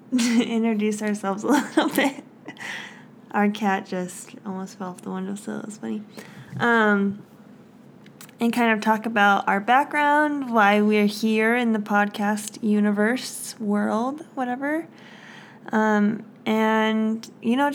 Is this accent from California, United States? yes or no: no; Indiana, United States; moved away as an adult; now in Utah, United States; we moved away from our hometown, my hometown